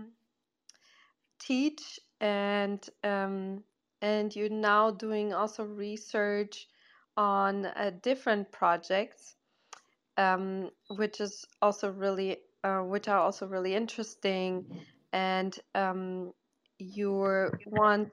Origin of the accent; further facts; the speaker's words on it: Portugal; I'm originally from Portugal